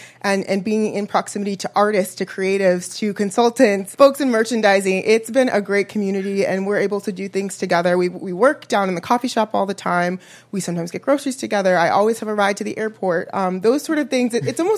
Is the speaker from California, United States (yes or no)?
no; Chicago, Illinois, United States; also born or lived in Washington, D.C. / Maryland / Virginia; I am from Chicago, but I will say I'm a PK, a pastor's kid, for those of you that don't know that acronym. My mom is a pastor. She specialized in starting new church homes. We moved quite a bit, but from the DMV, moved to Chicago for high school.